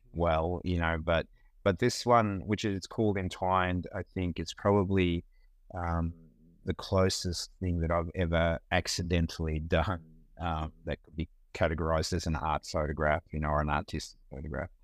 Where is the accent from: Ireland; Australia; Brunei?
Australia; Melbourne, Victoria; born or raised there; moved away as an adult; now in United States